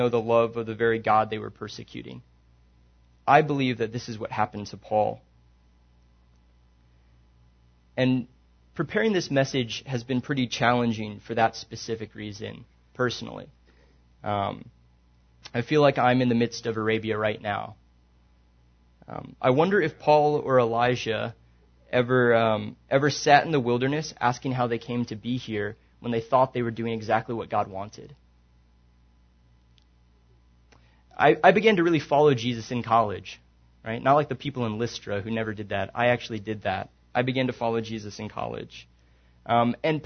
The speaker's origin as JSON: {"language": "English", "region": "Maryland", "country": "United States", "also_born_or_lived": "San Antonio, Texas / Lubbock, Texas", "moved": "yes", "said": "I'm from Maryland originally"}